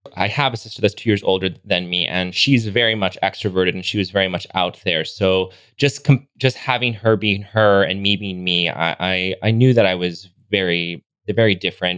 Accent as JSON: {"language": "English", "town": "Los Angeles", "region": "California", "country": "United States", "tie": "born or raised there", "moved": "as an adult", "lives_now": "Palm Springs, United States", "said": "I grew up in Los Angeles, born and raised."}